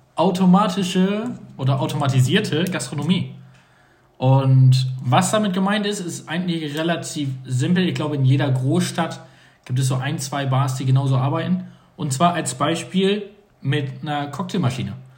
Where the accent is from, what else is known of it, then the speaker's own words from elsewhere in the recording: North Sea coast, Northern Germany, Germany; now in southern Germany; da wo ich herkomme, wie ich von der Nordsee aus einem eher Dorf